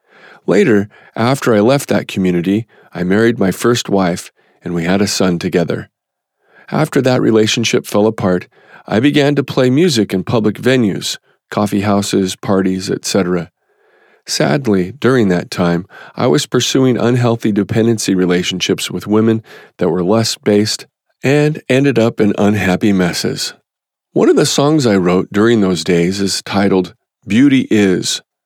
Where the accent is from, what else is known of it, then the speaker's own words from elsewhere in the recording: Midwest, United States; I grew up in the American Midwest in a musical family.